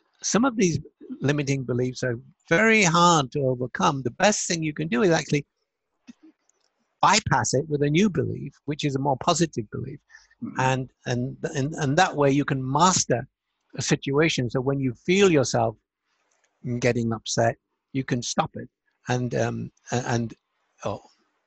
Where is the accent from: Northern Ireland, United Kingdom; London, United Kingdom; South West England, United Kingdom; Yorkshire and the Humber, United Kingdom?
Yorkshire and the Humber, United Kingdom; Hull; moved away; also born or lived in United States; it was the year I came back to England from America. I've been there 24 years